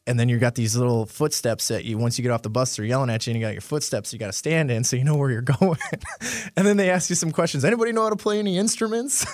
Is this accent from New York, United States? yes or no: no; Marinette, Wisconsin, United States; also born or lived in Crivitz, Wisconsin; I grew up in northern Wisconsin, northeast Wisconsin, uh, in a small town, well, not really too small, Marinette, Wisconsin.